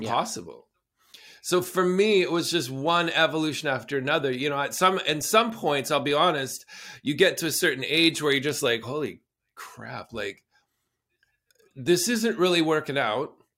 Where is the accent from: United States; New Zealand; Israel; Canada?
Canada; southern Alberta; moved away; I grew up in southern Alberta in traditional Blackfoot territory